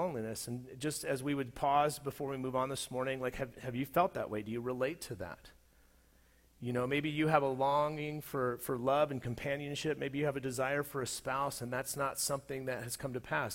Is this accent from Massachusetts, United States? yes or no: no; Southern California, United States; moved away as an adult; also born or lived in Colorado; In 2003, I moved from Southern California to Colorado. And the place that I was moving from was a place that I had, for the most part, had grown up and been formed as an adult